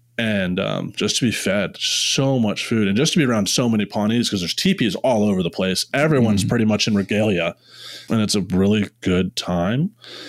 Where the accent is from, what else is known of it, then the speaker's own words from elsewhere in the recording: India; this is the coolest thing about being Indian, is like, there's a family that took care of us